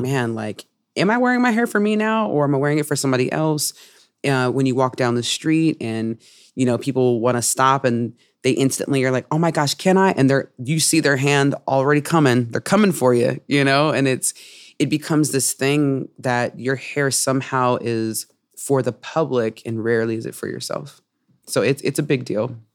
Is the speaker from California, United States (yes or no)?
yes; Oakland, California, United States; I'm from Oakland, California